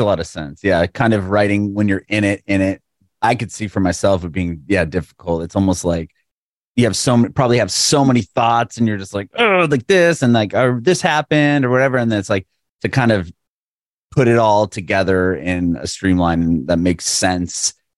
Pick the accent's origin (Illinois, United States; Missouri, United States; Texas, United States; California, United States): California, United States; San Diego; moved away as an adult; also born or lived in Walnut Creek; now in Nashville, United States; I'm from San Diego. I moved to Nashville like three years ago